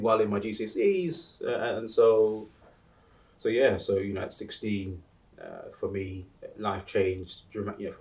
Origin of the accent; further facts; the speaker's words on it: United Kingdom; also born or lived in Uganda; I came to the UK with my family sort of in the late 80s